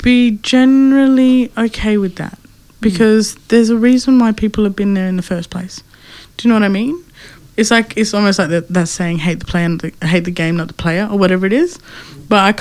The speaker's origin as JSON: {"language": "English", "area": "Wangkatjungka community", "region": "Western Australia", "country": "Australia", "moved": "yes", "lives_now": "Broome, Australia", "said": "I'm from Wongajunga community. I'm 23. I live in Broome."}